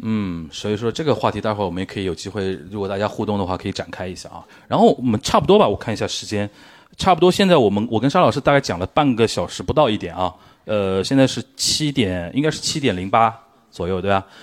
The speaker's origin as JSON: {"language": "Chinese", "region": "Shanghai", "country": "China", "said": "我身为一个上海人"}